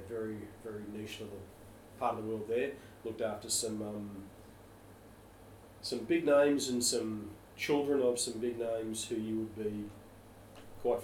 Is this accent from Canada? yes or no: no; Australia; I was born in Australia.